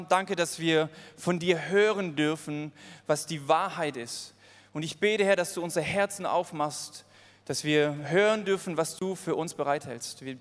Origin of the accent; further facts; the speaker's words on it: Switzerland; Sorry, ich bin Schweizer. Aber das muss ich ja nicht sagen, das habt ihr schon lange herausgefunden.